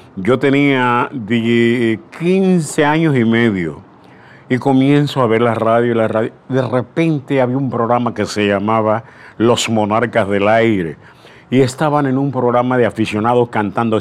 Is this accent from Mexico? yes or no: no; Aguadulce, Coclé, Panama; moved away; also born or lived in La Chorrera; nací en Agua Dulce, de Agua Dulce, un 15 de julio, imagínense, año 1935